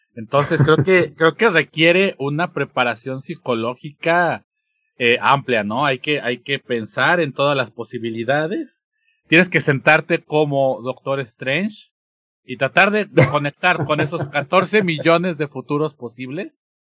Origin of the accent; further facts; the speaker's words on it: Mexico; nuestra esencia como mexicanos